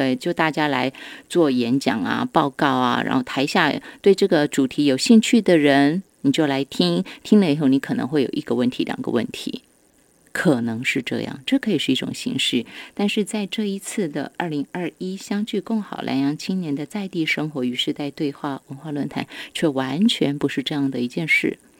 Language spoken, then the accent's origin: Chinese; Yilan County, Taiwan; 有关系，只要我们是宜兰人，好。